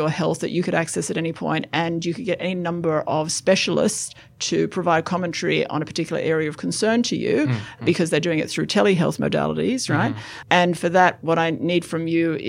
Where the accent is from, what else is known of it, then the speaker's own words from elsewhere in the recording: Australia; I'm an Australian who pays tax